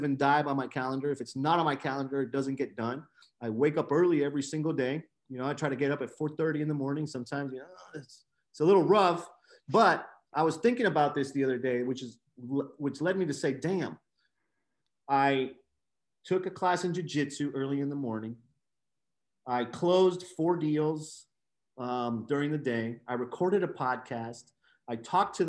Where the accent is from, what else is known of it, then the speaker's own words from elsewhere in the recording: Nicaragua; moved away; I'm originally from Nicaragua. I was born in Nicaragua.